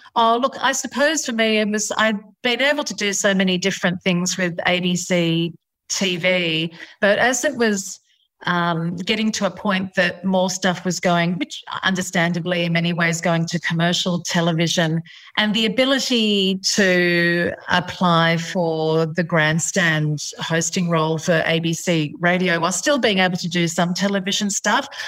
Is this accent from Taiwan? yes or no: no; India; I come from India.